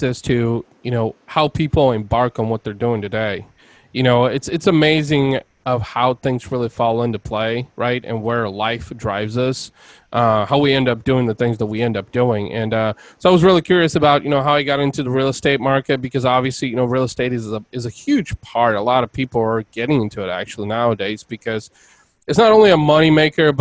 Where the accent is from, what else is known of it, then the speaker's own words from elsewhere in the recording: Bulgaria; now in United States; I'm originally from Eastern Europe. I was born in Bulgaria, and my family immigrated here over 25 years ago